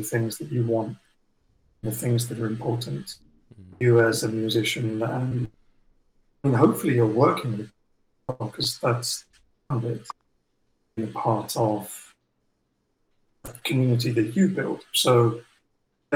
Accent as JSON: {"language": "English", "region": "England", "country": "United Kingdom", "said": "touring as an English band in North America"}